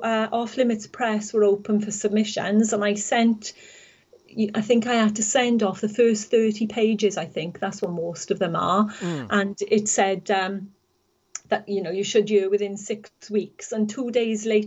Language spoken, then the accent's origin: English; the Valleys, Wales, United Kingdom; moved away as an adult; I was from the Valleys originally, spent most of my life there. But 3 years ago, we moved here